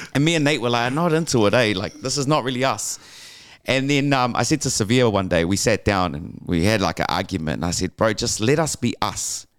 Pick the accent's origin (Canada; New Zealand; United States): New Zealand; Auckland; growing up in West Auckland